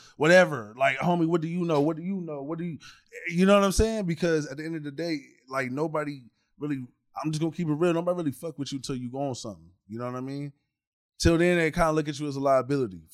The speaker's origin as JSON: {"language": "English", "town": "Corona", "region": "California", "country": "United States", "tie": "born or raised there", "also_born_or_lived": "Pasadena, California / Los Angeles, California", "said": "originally I'm from the Valley area. I'm from Pasadena, Glendale, Pasadena, Burbank, all that. That's where I grew up at. Got raised all throughout L.A. then moved to Corona when I was 10"}